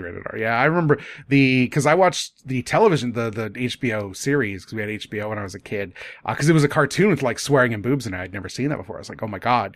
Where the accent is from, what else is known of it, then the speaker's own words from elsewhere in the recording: Midwest, United States; as a kid growing up in the Midwest